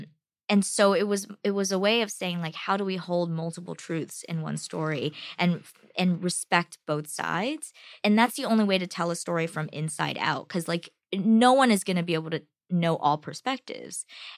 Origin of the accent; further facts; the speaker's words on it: United States; My family, the family in China, and me as an American